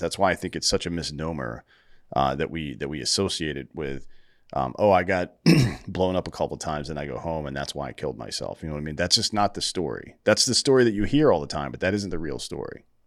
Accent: Greenville, United States; now in Austin, United States; I'm also from Greenville

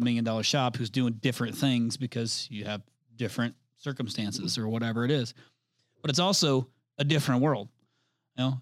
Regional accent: Indianapolis, Indiana, United States; I'm from the Indianapolis market

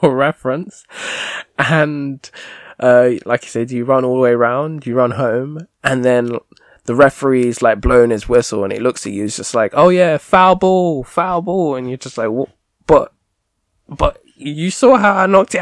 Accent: United Kingdom

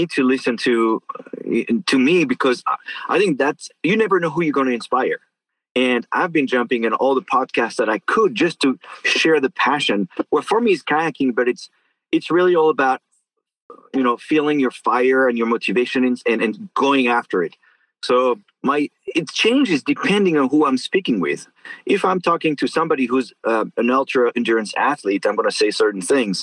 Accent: northern France, France; moved away as an adult; also born or lived in Arkansas; now in Sausalito, United States; I was born in France in a small town in north of France, 5,000 inhabitants. And I stayed there until I was 18

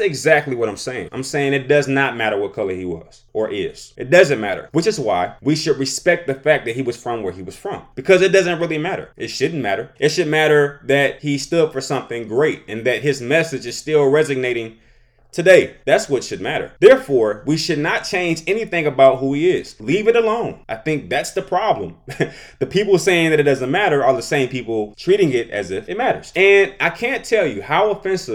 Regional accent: United States; I am an American

